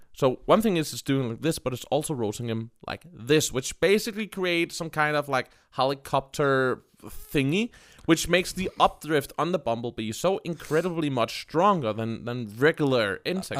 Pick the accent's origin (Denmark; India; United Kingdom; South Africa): Denmark; English is a second language; I am from Denmark